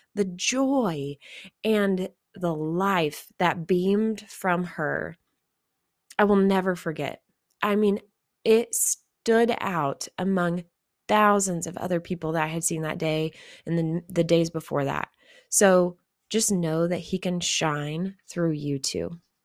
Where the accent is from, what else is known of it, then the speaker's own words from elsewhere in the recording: Missouri, United States; there was no one else that I had met that was from Missouri also